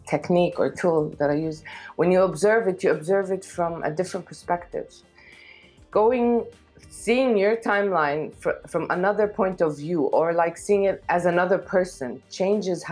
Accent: Kuwait; also born or lived in Lebanon / Africa / Gulf area; now in Amman, Jordan; I was born in Kuwait. I lived there for a while until my parents got divorced

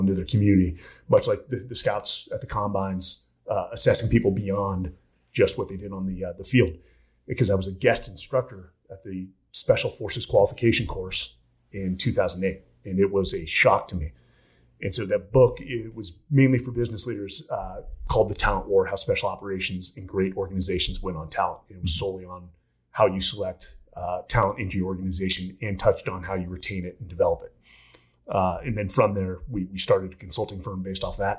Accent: Palo Alto, California, United States; also born or lived in San Francisco; born in the, uh, the Bay Area

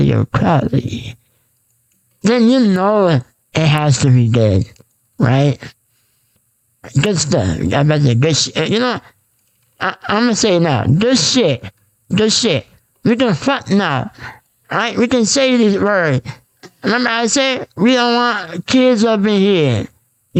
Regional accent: Bay Shore, New York, United States; I'm from New York, Bayshore

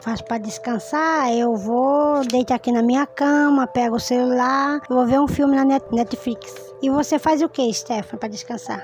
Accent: Lagoa Seca, Paraíba, Brazil; also born or lived in Rubens Vaz, Maré, Rio de Janeiro; now in Rio de Janeiro, Brazil; eu nasci na Paraíba, Lagoa Seca, sítio Gruta Funda.

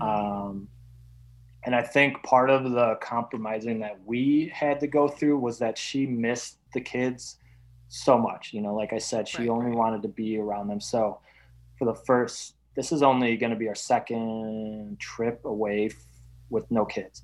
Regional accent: Wisconsin, United States; now in Illinois, United States; I grew up in Wisconsin

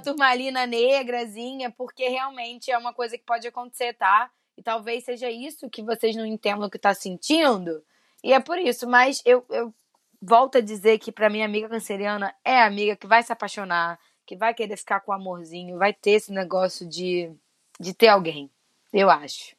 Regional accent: Rio de Janeiro, Brazil; eu e Fê somos do Rio de Janeiro

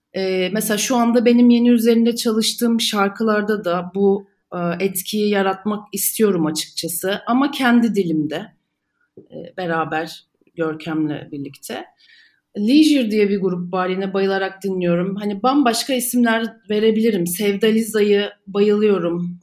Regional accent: Istanbul, Turkey; İstanbul'da doğdum, büyüdüm

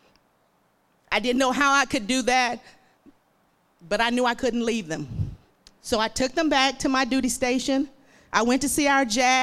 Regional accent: Emerson, Arkansas, United States; moved away as an adult; also born or lived in Magnolia, Arkansas; now in Hot Springs, United States; I was born and raised in Emerson, Arkansas, a small town just above the Louisiana state line.

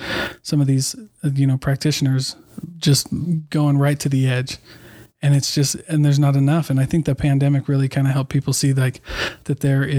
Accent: Iowa, United States; also born or lived in Oregon / New Mexico / Midwest; now in Utah, United States; I'm from Iowa.

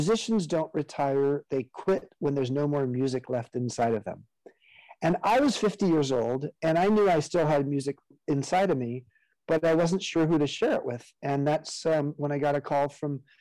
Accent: Southern California, United States; I grew up in Southern California

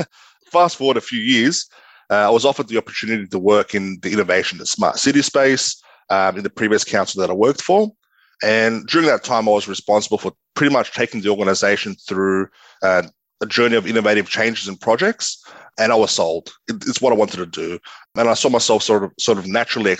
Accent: Sydney, New South Wales, Australia; I grew up in Western Sydney. I went to both primary and high school in Western Sydney.

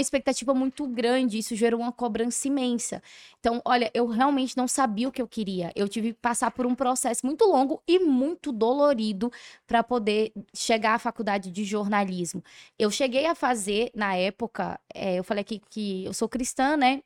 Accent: Curaçá, Bahia, Brazil; eu fui criada em Curaçá

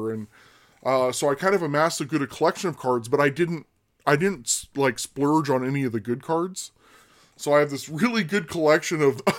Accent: Sacramento, California, United States; also born or lived in Berlin, Germany; I'm originally from Sacramento, California, and I was born and spent much of my early years in Berlin, Germany.

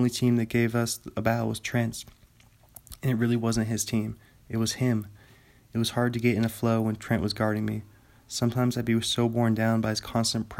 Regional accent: Bothell, Washington, United States; Reading this book is bringing back so many good memories of just Bothell. Because this book's about my hometown.

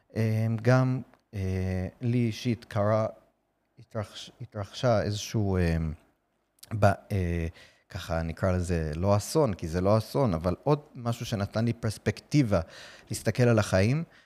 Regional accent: New York City, New York, United States; Hebrew is a second language; now in Israel; אני גדלתי בארצות הברית, אתם בטח שומעים במבטא שלי

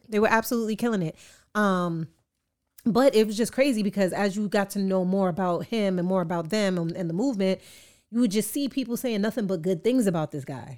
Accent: New York City, New York, United States; I'm an artist from Queens

